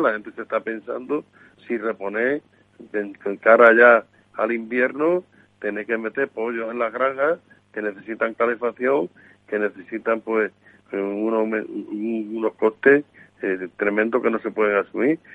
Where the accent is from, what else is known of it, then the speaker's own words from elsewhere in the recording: Extremadura, Spain; yo que soy de Extremadura